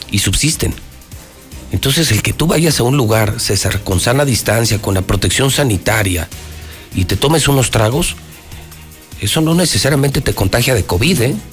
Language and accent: Spanish; Aguascalientes, Mexico; yo soy hidrocálido